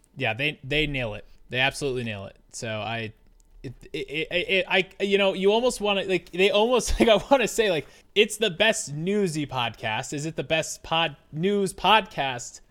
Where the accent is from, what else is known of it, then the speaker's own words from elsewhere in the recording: United States; I'm an American.